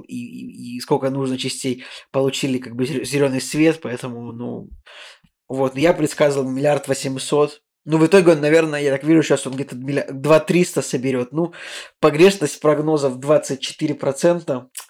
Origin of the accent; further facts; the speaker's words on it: Saint Petersburg, Russia; Мы такие, Санкт-Петербург